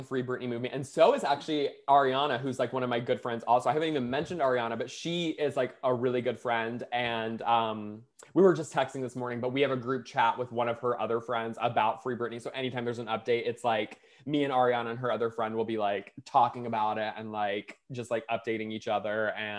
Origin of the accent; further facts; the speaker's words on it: the South, United States; Like, so me and Brittany are like friends because we're from the South